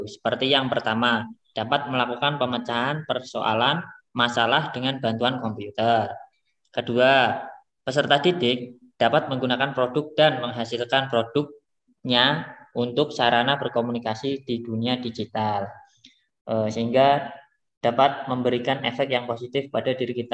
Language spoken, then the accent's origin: Indonesian; Purwodadi, Central Java, Indonesia; asal dari Purwodadi, Provinsi Jawa Tengah.